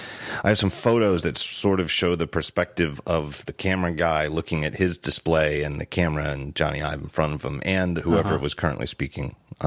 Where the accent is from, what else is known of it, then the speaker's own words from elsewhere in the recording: Philadelphia, Pennsylvania, United States; I was like, I'm from Philly.